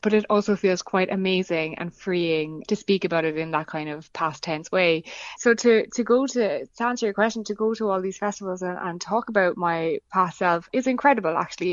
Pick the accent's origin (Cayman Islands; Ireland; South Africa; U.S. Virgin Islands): Ireland; growing up in Ireland as a, as a young woman